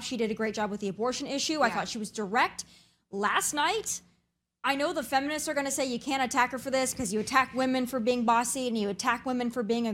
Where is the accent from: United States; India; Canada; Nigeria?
United States; the Dakotas; As someone born and raised in the Dakotas